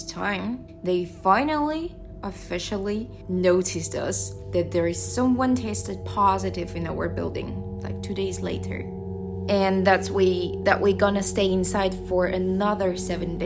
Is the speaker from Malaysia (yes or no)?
no; Russia; moved away as an adult; now in Shanghai, China; I'm from Russia.